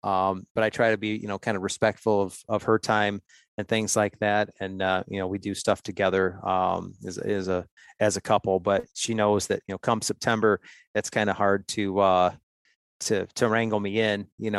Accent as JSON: {"language": "English", "region": "Ohio", "country": "United States", "tie": "born or raised there", "said": "I'm just an Ohio guy, 45 years old, born and raised in Ohio. Grew up in a hunting family."}